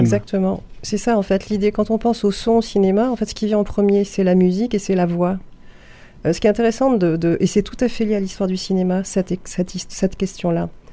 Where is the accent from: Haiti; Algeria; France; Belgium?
France; Paris, Île-de-France; moved away as an adult; also born or lived in Saint-Ouen; now in Nîmes, France; Je viens de Paris